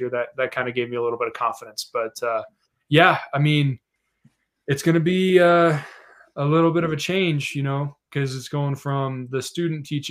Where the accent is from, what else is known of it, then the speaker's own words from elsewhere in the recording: Denver, Colorado, United States; I grew up in Denver